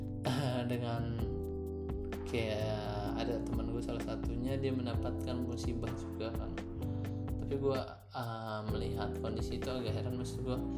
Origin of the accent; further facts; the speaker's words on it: Lampung, Indonesia; gue dari Lampung